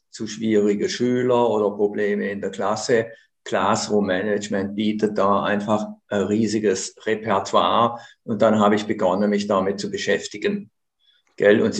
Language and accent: German; Konstanz, Baden-Württemberg, Germany; now in Switzerland; ich komme aus Konstanz am Bodensee.